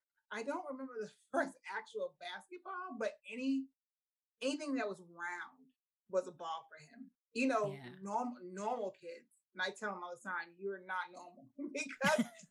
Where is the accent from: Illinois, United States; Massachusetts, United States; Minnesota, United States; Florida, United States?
Massachusetts, United States; Boston; moved away; we are originally from Boston, Massachusetts. Well, in Brockton. He was born in Brockton. I'm Boston, he's Brockton